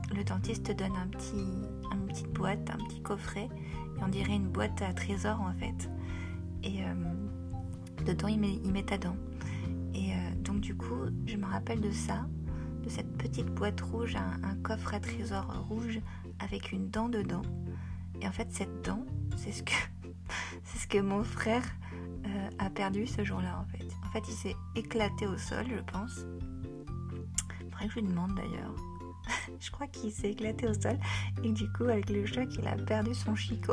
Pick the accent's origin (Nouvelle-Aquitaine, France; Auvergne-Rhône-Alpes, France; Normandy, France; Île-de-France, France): Île-de-France, France; Paris; j'ai grandi à Paris